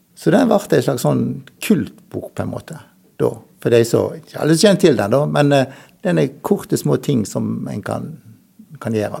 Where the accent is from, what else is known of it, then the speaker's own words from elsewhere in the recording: Dale, Norway; jeg vokste opp på Dale